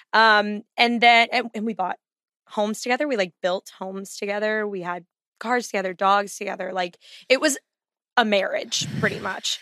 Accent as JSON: {"language": "English", "region": "Texas", "country": "United States", "tie": "born or raised there", "also_born_or_lived": "Chicago area, Illinois", "said": "I have rejected my Texas roots"}